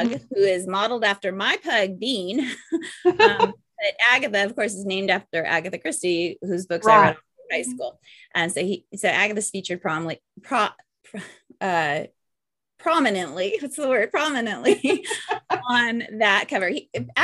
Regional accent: California, United States; I was born and raised in California

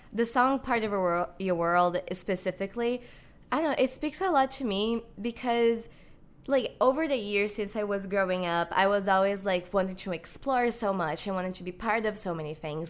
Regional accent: Brazil; moved away as an adult; now in Chicago, United States; I'm actually Brazilian. I have lived in Brazil. I was born in Brazil, and I'm here in the United States for college currently.

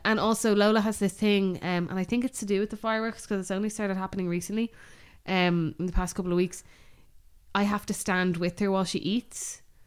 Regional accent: Bray, Leinster, Ireland; we grew up in Bray.

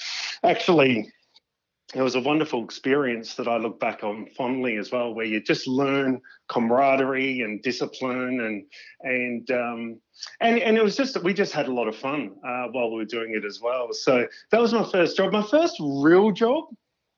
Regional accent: Crafers, South Australia, Australia; I grew up in a nice little humble place in the Adelaide Hills called Crafers

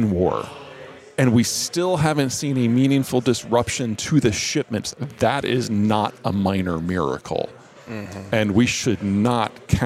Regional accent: Iowa, United States; I'm from Iowa here

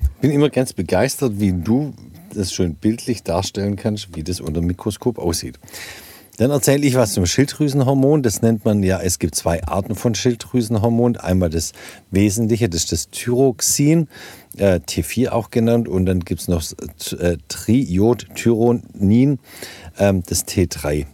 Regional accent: Germany; moved away; in den äh, Regionen, wo ich herkomme ursprünglich, so Alb und aus dem Bergland, wo es eben wenig Jod gibt.

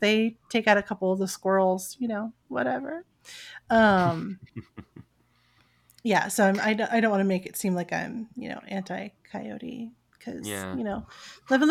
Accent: Los Angeles, California, United States; growing up in Hollywood, we were in the hills

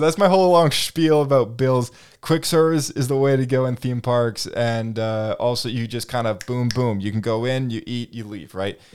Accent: Canada; we're from Canada.

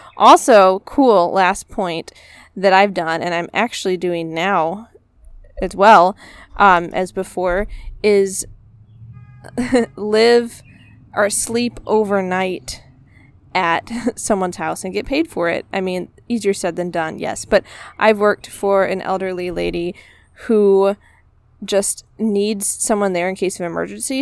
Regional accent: United States; I'm an American

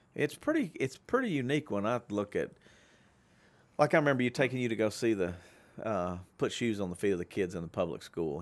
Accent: Shreveport, Louisiana, United States; my hometown

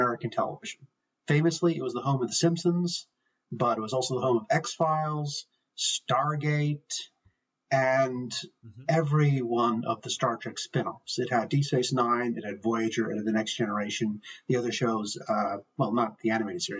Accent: Ireland; I'm from Ireland

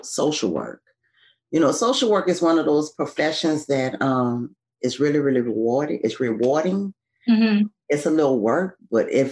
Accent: New Orleans, Louisiana, United States; I'm from New Orleans

